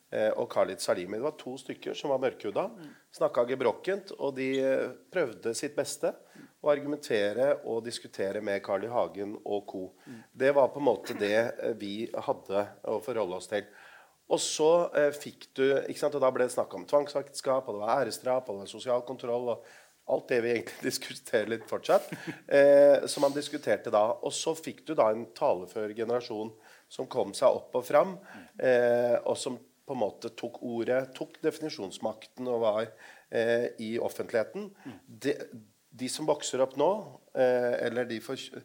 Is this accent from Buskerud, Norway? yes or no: yes; Lier, Buskerud, Norway; also born or lived in Drammen; Jeg er fra Lier.